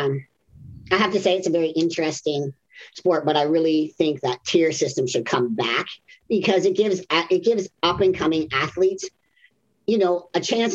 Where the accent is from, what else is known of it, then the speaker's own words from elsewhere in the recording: Canada; moved away; originally I'm from Canada